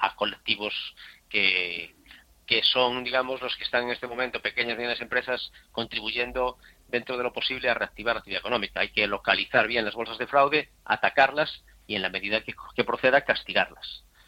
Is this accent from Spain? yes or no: yes; Spain; como españoles